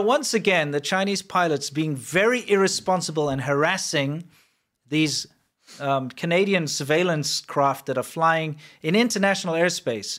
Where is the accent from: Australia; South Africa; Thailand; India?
South Africa; moved away; also born or lived in China; growing up in South Africa